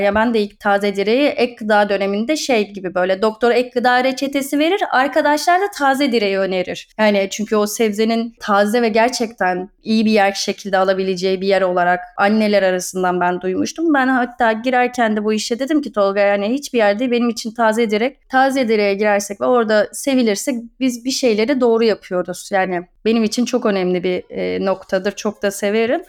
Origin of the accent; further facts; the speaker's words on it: Istanbul, Turkey; moved away as an adult; now in Erdek, Turkey; İstanbul Beylerbeyi doğumluyum ben. Boğaz çocuğuyum